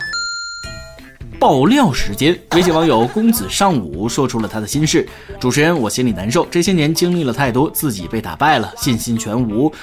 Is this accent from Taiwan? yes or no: no; northern China, China; 身为一个北方人